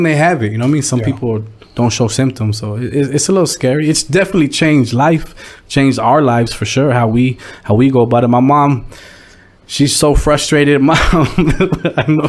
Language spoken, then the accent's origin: English; Escondido, California, United States; moved away as an adult; also born or lived in Oceanside, California / Vista, California; now in Hemet, United States; I grew up in Escondido